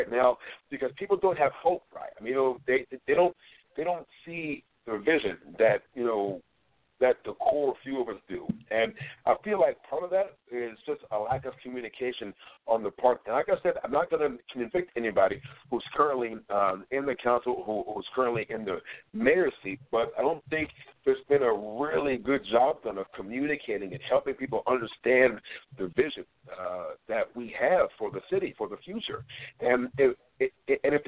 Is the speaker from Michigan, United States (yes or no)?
no; Hagerstown, Maryland, United States; I grew up in the Bethel Gardens projects. I was a Boys and Girls Club kid